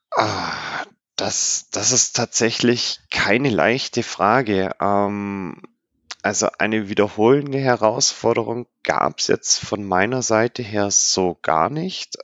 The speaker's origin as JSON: {"language": "German", "country": "Germany", "said": "bei uns in Deutschland"}